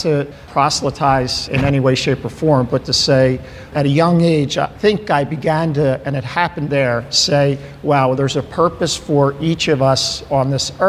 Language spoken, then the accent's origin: English; Ocean City, New Jersey, United States; moved away as an adult; also born or lived in Delaware County, Pennsylvania / Portland, Oregon; now in Ardmore, United States; So I grew up in Ocean City, New Jersey.